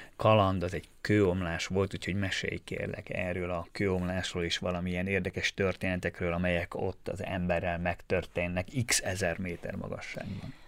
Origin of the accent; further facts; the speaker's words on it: Štúrovo, Nitra Region, Slovakia; én Párkányban nőttem fel, és ugye minden nap arra ébredtem, hogy a bazilikát, az esztergom női bazilikát láttam